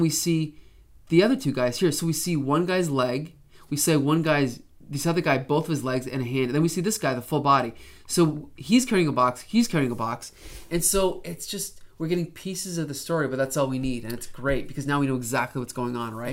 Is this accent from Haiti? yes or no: no; Canada; as a Canadian